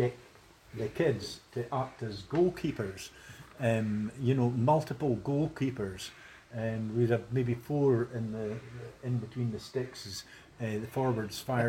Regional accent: Forfar, Scotland, United Kingdom; having been brought up in Shanghai, just over the wall there.

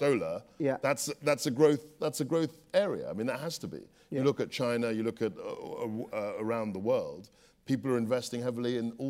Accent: London, United Kingdom; I was brought up in London. My family are from Ghana.

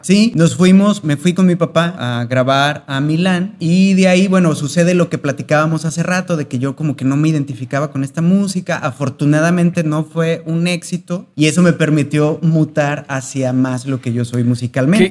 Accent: Mexico; como mexicanos y latinos en general tenemos una mezcla

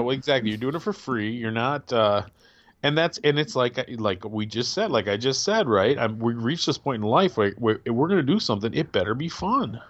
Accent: Midwest, United States; I'm a Midwesterner

